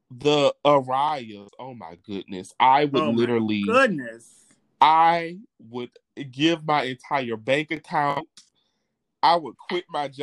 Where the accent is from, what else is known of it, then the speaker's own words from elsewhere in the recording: Baton Rouge, Louisiana, United States; moved away as an adult; now in Los Angeles, United States; My roots are still in Baton Rouge.